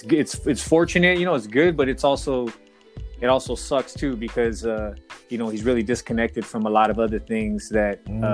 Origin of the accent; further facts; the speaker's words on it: Santa Paula, California, United States; also born or lived in Camarillo; I was born in Camarillo because that's where my mom was at the time. Mm-hmm. But I was raised in Santa Paula my whole life, you know, Santa Paula High School.